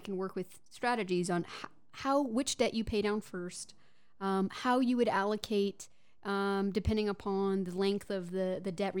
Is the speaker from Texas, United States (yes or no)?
yes; Houston, Texas, United States; I am from Houston